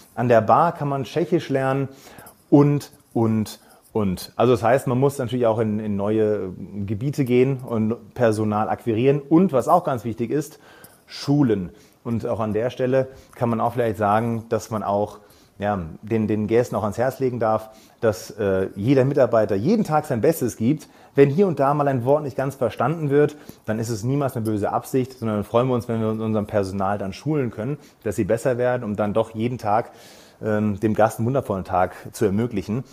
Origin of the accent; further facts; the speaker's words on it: Darmstadt, Hesse, Germany; moved away as an adult; now in Ampflwang, Austria; ich bin äh, gebürtiger Darmstädter